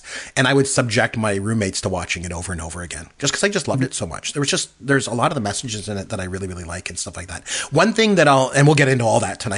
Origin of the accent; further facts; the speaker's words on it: Canada; I'm Canadian, too